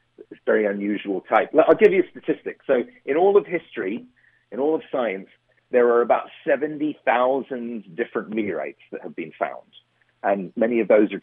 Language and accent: English; Surrey, south of Croydon, South East England, United Kingdom; moved away as an adult; also born or lived in Boston / New York; now in United States; I grew up in the south, in Surrey, just south of Croydon